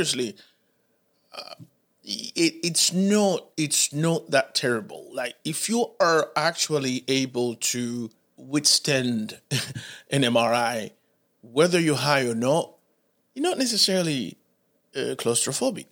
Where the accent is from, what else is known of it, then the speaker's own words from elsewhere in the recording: Haiti; English is a second language; now in Charlotte, United States; I'm from the Caribbean